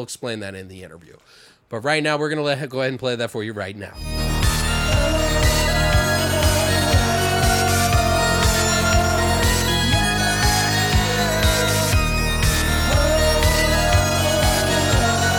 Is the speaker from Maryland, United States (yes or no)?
yes; Frederick, Maryland, United States; I'm actually from Frederick, Maryland